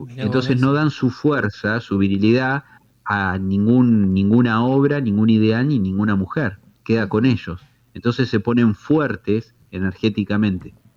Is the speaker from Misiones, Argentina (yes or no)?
no; Tandil, Buenos Aires Province, Argentina; soy de Tandil